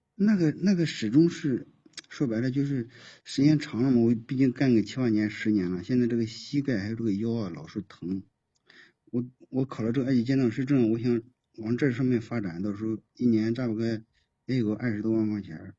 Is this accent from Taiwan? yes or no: no; Anhui, China; moved away as an adult; now in Zhejiang, China; 我老家是 安徽的